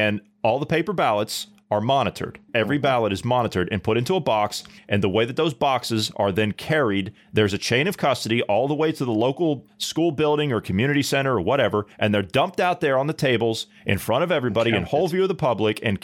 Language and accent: English; United States; as an American voter, as an American citizen